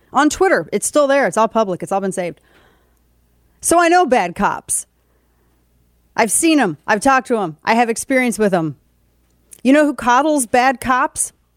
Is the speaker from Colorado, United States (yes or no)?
no; St. Louis, Missouri, United States; my hometown of Saint Louis